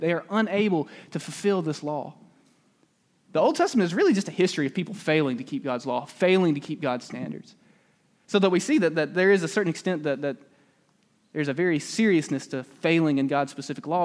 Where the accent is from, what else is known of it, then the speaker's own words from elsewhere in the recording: Calera, Alabama, United States; moved away; I'm actually from a very small town just a little bit outside of Birmingham. It's called Calera, Alabama. And when I was young, this town